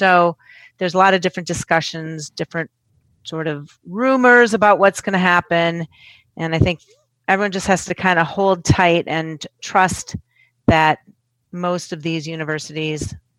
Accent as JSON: {"language": "English", "region": "Minnesota", "country": "United States", "tie": "born or raised there", "also_born_or_lived": "Cambridge, Massachusetts", "moved": "yes", "lives_now": "Washington, D.C., United States", "said": "I grew up in Minnesota."}